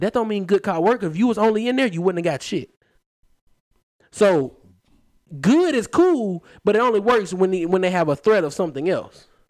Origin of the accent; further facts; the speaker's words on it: Huntsville, Alabama, United States; I grew up in Huntsville